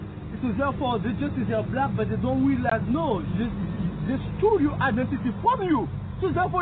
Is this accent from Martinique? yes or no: yes; Martinique; I was born in the island Martinique, French island.